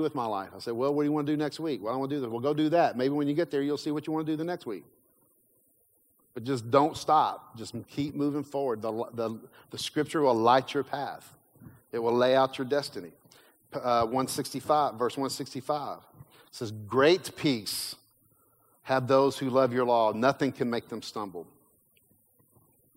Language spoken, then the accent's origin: English; Kentucky, United States; I grew up in Kentucky